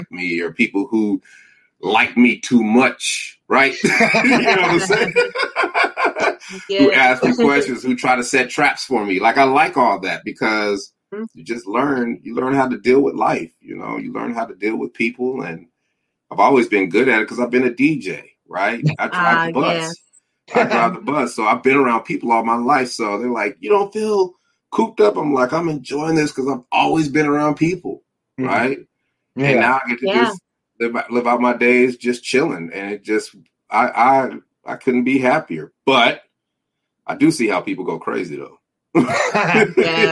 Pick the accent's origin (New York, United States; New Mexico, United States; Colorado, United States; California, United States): Colorado, United States; Denver; I'm from Denver, Colorado, and then it was snow. We were the only family in the neighborhood that had a snowblower.